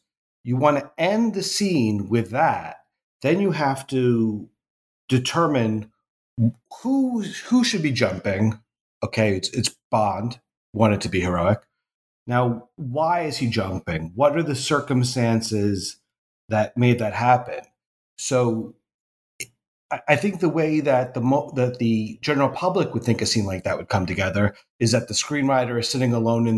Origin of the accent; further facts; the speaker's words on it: United States; as an American